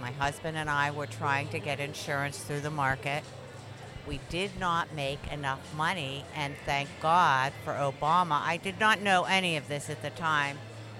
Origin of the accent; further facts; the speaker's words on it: Dormont, Pennsylvania, United States; I'm from Dormont, PA.